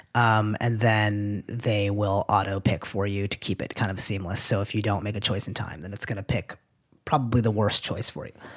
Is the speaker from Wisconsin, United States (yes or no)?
no; Manchester, New Hampshire, United States; moved away; And this is in Manchester, New Hampshire. I'm from New Hampshire